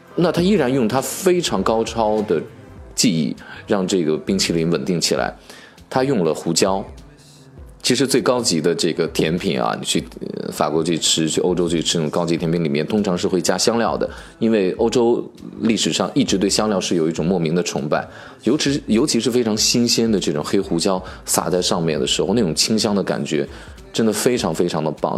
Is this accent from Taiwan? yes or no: no; Northwest China, China; 自我们朴素的西北人的生活当中变成杏皮水，又充满了我们的童年